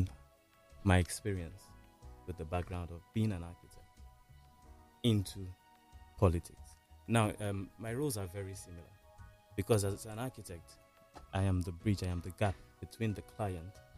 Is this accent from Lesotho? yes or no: no; Nigeria; as a Nigerian first and foremost